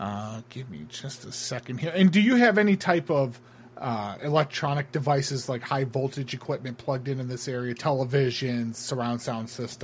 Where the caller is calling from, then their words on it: Honolulu, Hawaii, United States; Unfortunately, I'm calling from Honolulu, so we're still in the afternoon here.